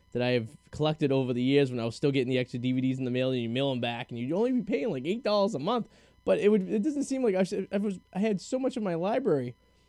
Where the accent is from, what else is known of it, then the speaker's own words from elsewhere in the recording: Boston, Massachusetts, United States; We ended up back up in Boston where I'm from